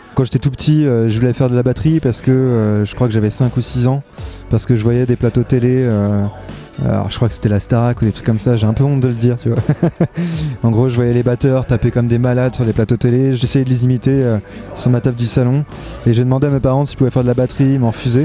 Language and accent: French; La Roche-sur-Yon, Pays de la Loire, France; j'ai grandi à La Roche-sur-Yon